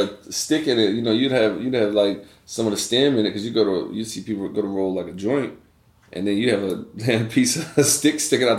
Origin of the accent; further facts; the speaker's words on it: East Coast, United States; I grew up on the East Coast, and, you know, weed on the East Coast was just weed.